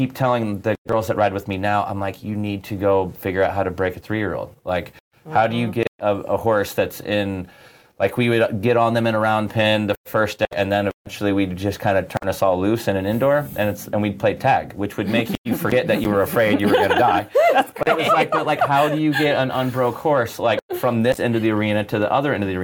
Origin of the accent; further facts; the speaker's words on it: Midwest, outside of Chicago, Illinois, United States; I grew up in the Midwest, so I was born kind of outside of Chicago